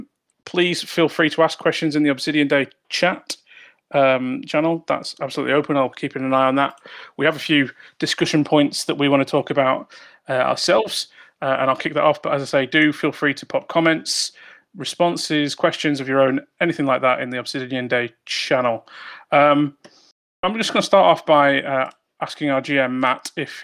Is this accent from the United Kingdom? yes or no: yes; United Kingdom; accent: British; my British accent